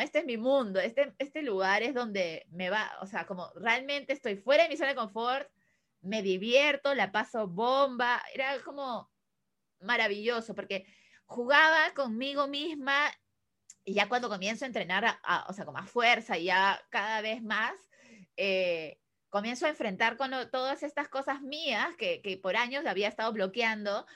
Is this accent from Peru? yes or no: yes; Peru; also born or lived in Chile; me regresaron como a peruana, regresa a Perú.